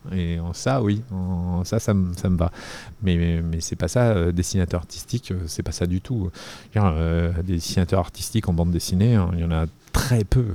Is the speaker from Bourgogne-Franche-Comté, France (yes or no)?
no; Arcueil, Île-de-France, France; also born or lived in Paris; je suis né ici et, j'ai grandi, ouais, ils entre ici et, la banlieue, j'ai grandi à Arcueil, euh, et puis je suis revenu ensuite à Paris